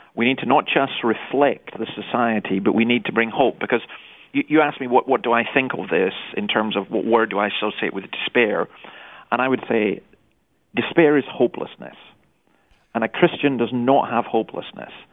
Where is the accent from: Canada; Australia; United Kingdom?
United Kingdom; Scotland; I grew up in Scotland